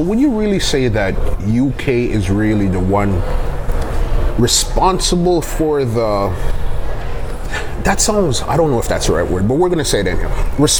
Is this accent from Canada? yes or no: yes; Canada; I'm born in Canada, but my parents are from Guyana.